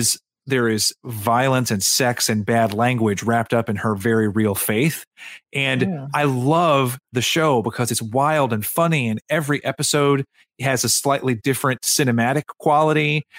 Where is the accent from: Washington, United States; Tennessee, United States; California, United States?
Tennessee, United States; East; I'm from East Tennessee